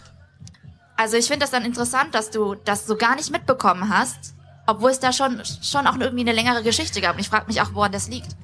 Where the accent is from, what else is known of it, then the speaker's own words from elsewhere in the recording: West Germany, Germany; bei uns im Westen